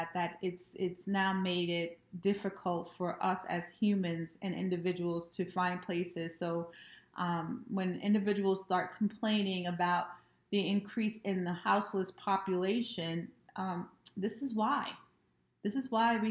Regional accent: United States; I have been raised over the generations here in America

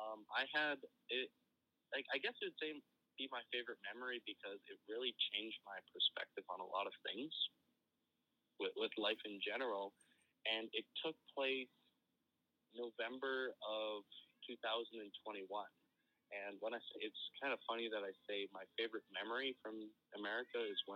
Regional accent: Edmonton, Alberta, Canada

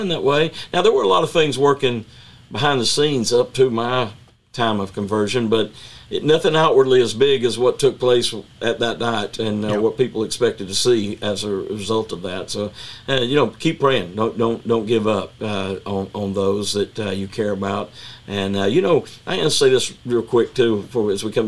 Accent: Chattanooga, Tennessee, United States; I grew up in Chattanooga, Tennessee, and we had race riots when I was a little boy in the 60s

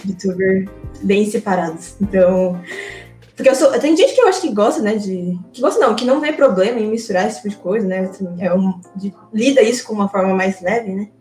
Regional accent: Brazil; also born or lived in Japan; eu praticamente vivi a minha vida toda no Brasil

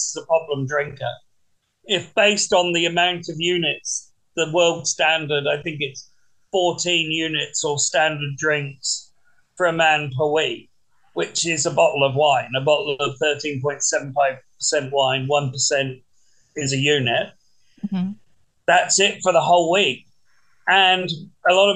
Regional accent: England, United Kingdom; when I grew up in England

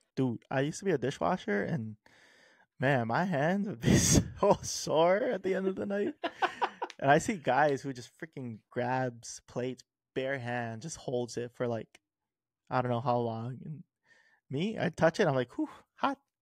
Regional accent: Hawaii, United States; growing up in Hawaii, it's kinda made me a savory type of person.

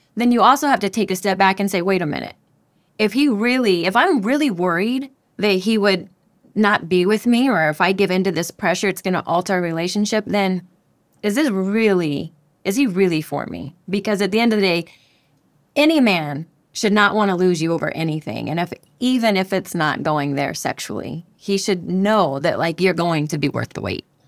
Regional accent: Denver, Colorado, United States; moved away as an adult; now in Panama; I'm from Denver, Colorado

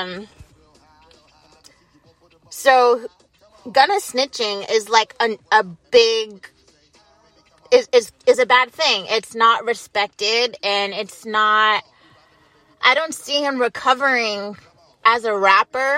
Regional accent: United States; as an American

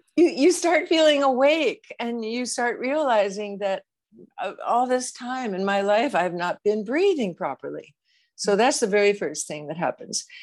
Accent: United States; I'm an American

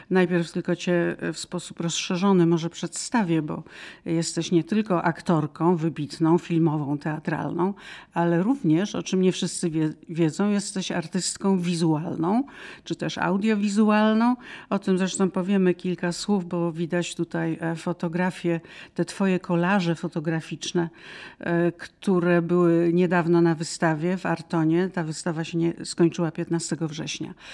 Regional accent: Łódź, Łódź Voivodeship, Poland; also born or lived in Radom; now in Warsaw, Poland; jestem dziewczyna z Łodzi.

